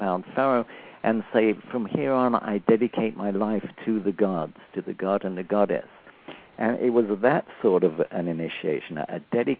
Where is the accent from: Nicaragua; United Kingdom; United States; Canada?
United Kingdom; England; moved away; Now, since I came from England, I thought, okay, what sort of a basis do I want for that? I thought, okay, coming from England, and perhaps a Saxon background would be good.